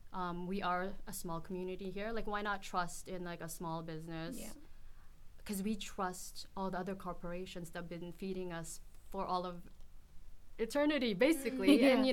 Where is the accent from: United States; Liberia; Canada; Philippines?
Philippines; Philippines, I grew up in the Philippines and it seemed normal.